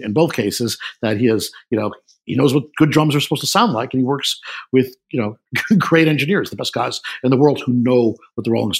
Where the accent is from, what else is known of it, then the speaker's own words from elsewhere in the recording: New York City, New York, United States; I grew up in New York City.